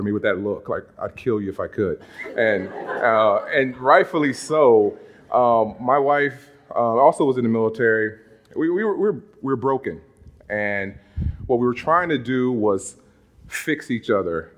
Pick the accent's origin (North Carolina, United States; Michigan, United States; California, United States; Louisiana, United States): Louisiana, United States; Monroe; moved away as an adult; now in Massachusetts, United States; growing up in Monroe, Louisiana